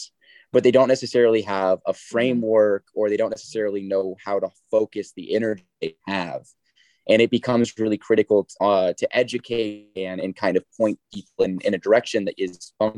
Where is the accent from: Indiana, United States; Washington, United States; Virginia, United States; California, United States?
Indiana, United States; Southern; I'm from Southern Indiana